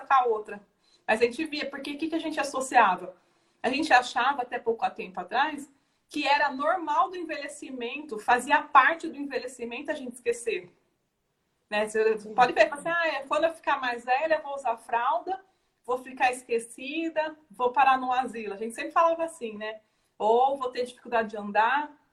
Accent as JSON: {"language": "Portuguese", "country": "Brazil", "said": "é o nosso perfil como brasileiro"}